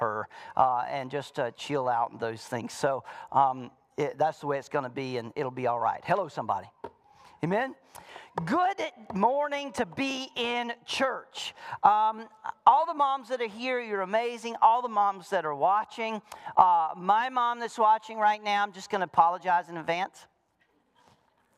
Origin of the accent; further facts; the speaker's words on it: the South, United States; moved away; I was raised in the South